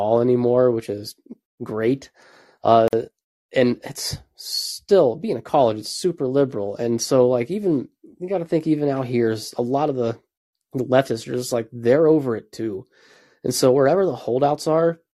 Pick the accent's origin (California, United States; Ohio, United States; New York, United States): Ohio, United States; moved away; I grew up in Ohio